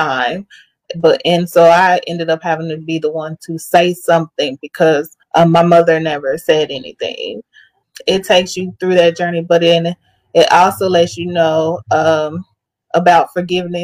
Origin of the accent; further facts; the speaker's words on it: Amarillo, Texas, United States; now in Dallas-Fort Worth, United States; Born and raised in Amarillo, Texas